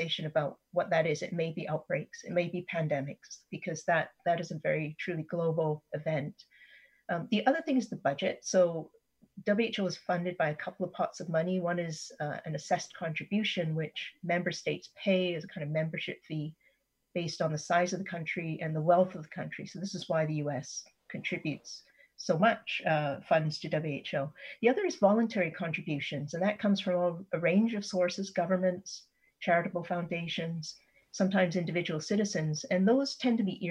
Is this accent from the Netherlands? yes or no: no; Canada; as a Canadian citizen